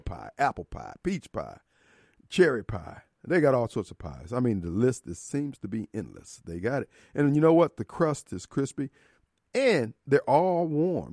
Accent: Decatur, Illinois, United States; now in Jackson, United States; my hometown, Decatur, Illinois

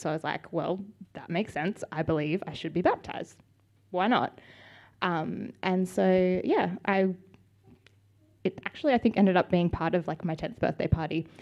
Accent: Sydney, New South Wales, Australia; also born or lived in Melbourne / Parramatta / Dural; so I was born in Melbourne. Fun fact: we moved to Sydney when I was ten months old, so I don't really remember Melbourne at all

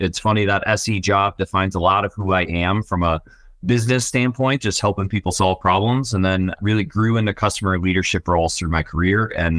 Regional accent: Buffalo, New York, United States; CEO of Tackle, born and raised in Buffalo, New York. So a bit of an underdog in the tech world. And I'm a family first guy. So I'm married, my wife, and three children. We all live in Orchard Park, New York, home of the Buffalo Bills.

